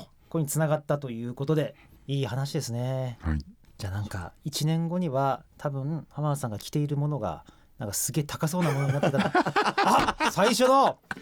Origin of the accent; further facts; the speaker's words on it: Saga, Japan; 俺は佐賀県出 身